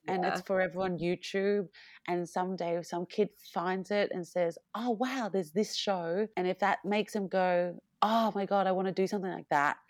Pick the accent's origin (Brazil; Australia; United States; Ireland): Australia; us being Asian Australian